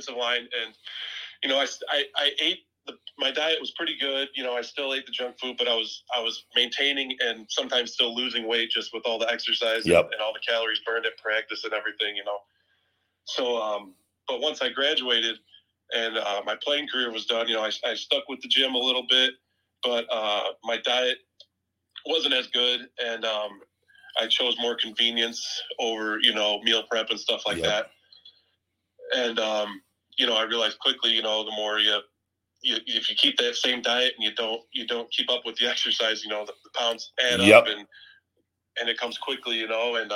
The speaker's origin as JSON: {"language": "English", "region": "Illinois", "country": "United States", "said": "I'm from Illinois"}